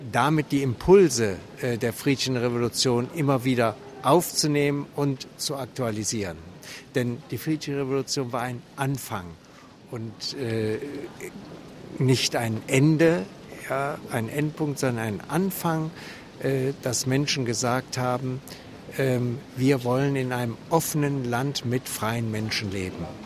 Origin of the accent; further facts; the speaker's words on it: West Germany, Germany; moved away as an adult; now in Leipzig, Germany; Ich lebe erst seit 1992 in Leipzig. Ähm, ich komme aus Westdeutschland und ähm, wurde dann 92 hier in der Thomaskirche Pfarrer.